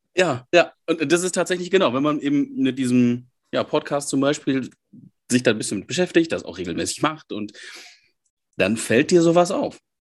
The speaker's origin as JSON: {"language": "German", "area": "Münsterland", "region": "North Rhine-Westphalia", "country": "Germany", "moved": "yes", "lives_now": "Essen, Germany", "said": "Ich komme aus dem Münsterland, wohne jetzt im Ruhrgebiet"}